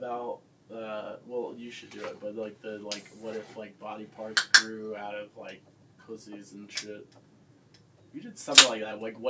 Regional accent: Tennessee, United States; moved away; I am from Tennessee.

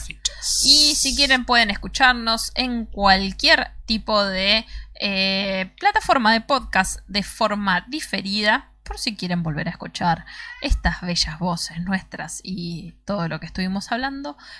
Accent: Argentina; somos los argentinos

